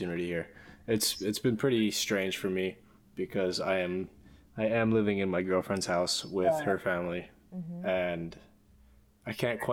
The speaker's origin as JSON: {"language": "English", "region": "New York", "country": "United States", "moved": "yes", "said": "back home in New York"}